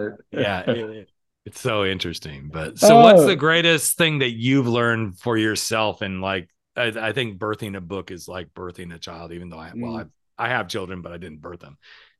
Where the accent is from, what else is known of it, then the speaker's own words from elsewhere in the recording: the South, United States; I'm from the South and we do things a little different in the South.